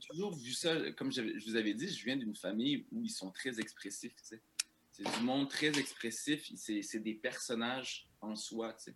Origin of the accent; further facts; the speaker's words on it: Saint-Eustache, Quebec, Canada; born there; Je viens d'une famille immigrante, euh, je suis né à Saint-Eustache